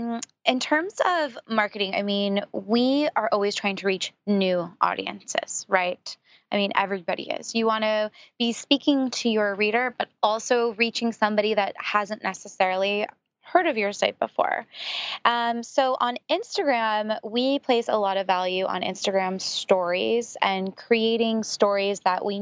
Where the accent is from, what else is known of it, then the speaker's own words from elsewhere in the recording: San Francisco, California, United States; Being from San Francisco, I grew up around Silicon Valley and a lot of, you know, just the tech world in general.